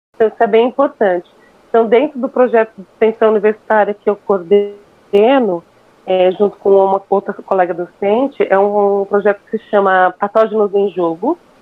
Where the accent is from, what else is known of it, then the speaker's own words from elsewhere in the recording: São Paulo, Brazil; Eu sou paulistana com muito orgulho